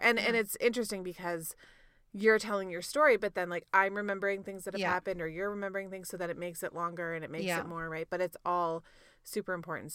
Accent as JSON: {"language": "English", "region": "Ontario", "country": "Canada", "tie": "born or raised there", "moved": "yes", "lives_now": "Alberta, Canada", "said": "when I was growing up in Ontario"}